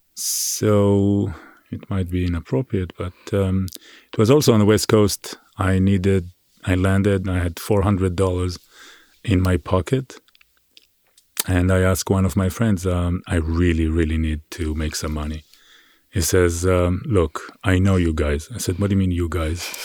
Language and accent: English; Israel; now in New York City, United States; I grew up on a farm in Israel.